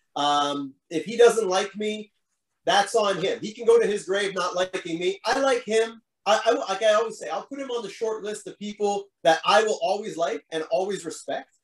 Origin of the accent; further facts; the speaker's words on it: Montreal, Quebec, Canada; my hometown crowd